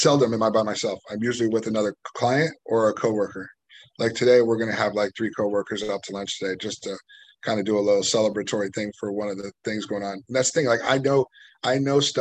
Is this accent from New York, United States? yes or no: no; Livermore, California, United States; I'm from Livermore. So that's where my hometown is. So like, that's where I live